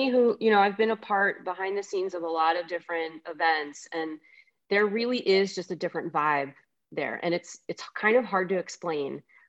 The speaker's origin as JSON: {"language": "English", "region": "Northeast", "country": "United States", "said": "I'm from the Northeast"}